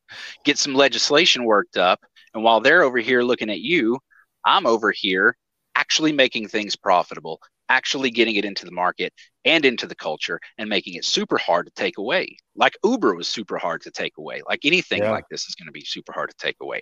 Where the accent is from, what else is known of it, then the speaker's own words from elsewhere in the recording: East Tennessee, United States; I grew up in East Tennessee